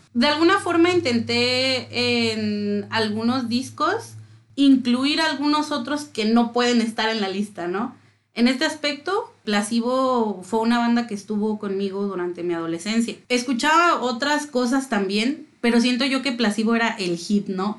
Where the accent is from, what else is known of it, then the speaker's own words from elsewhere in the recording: Mexico City, Mexico; soy de la Ciudad de México